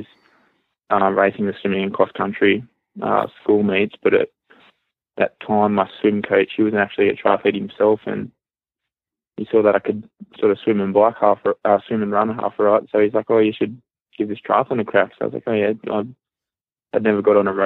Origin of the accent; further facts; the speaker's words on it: just north of Wollongong, New South Wales, Australia; moved away as an adult; also born or lived in Gold Coast, Queensland; now in Boulder, United States; I've grown up most of my life in just north of Wollongong, which is south of Sydney, New South Wales.